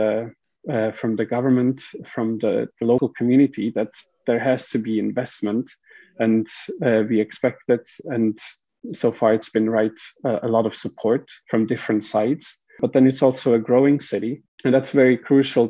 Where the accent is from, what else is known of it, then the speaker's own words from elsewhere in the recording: Switzerland; moved away as an adult; also born or lived in Japan / Sweden; now in Manchester, United Kingdom; I'm from Switzerland, and my background is mechanical engineering